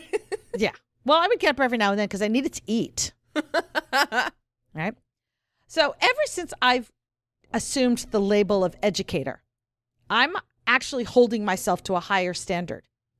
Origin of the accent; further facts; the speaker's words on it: the North, United States; I'm really a northerner